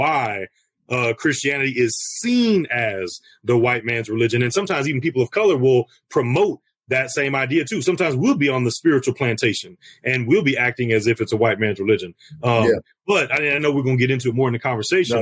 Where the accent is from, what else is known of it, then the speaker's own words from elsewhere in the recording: St. Louis, Missouri, United States; Born and raised in the Wild Wild West, over here in the STL 314.